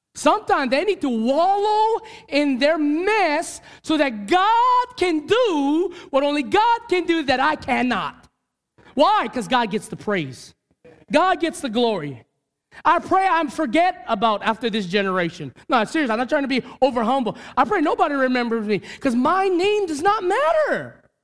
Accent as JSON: {"language": "English", "region": "Hawaii", "country": "United States", "said": "as a Hawaiian, as a Kanaka"}